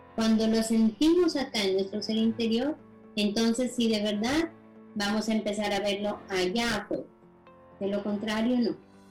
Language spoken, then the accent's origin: Spanish; Nariño, Colombia; yo soy colombiana, orgullosamente nariñense